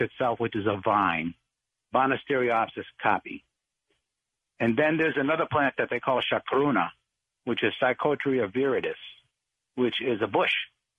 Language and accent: English; Boston, Massachusetts, United States; I grew up in Boston in a neighborhood, Dorchester.